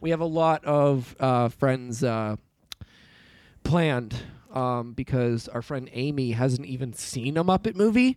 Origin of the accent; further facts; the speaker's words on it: United Kingdom; I'm British